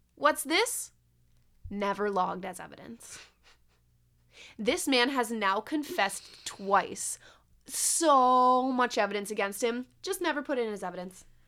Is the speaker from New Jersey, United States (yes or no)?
no; Binghamton, New York, United States; moved away; from here to, to Binghamton, like, to my hometown